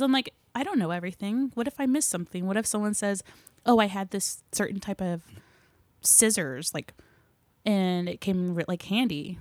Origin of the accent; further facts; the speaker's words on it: Claremore, Oklahoma, United States; I grew up in Claremore, which is, like, forty-five minutes north of here